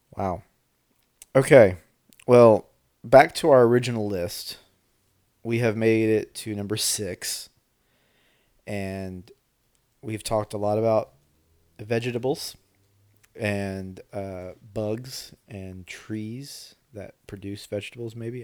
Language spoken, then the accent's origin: English; Arkansas, United States; we are from Arkansas